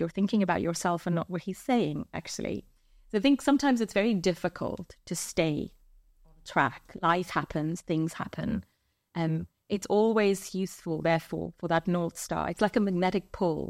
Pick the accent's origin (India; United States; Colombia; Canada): India; moved away; I grew up in India.